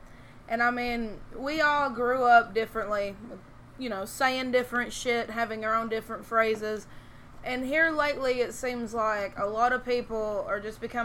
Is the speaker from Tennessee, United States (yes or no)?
yes; Tennessee, United States; we're from Tennessee